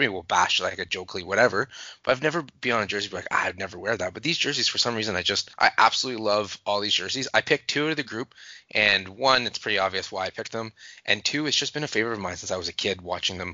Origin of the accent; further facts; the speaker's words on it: Canada; I'm from Canada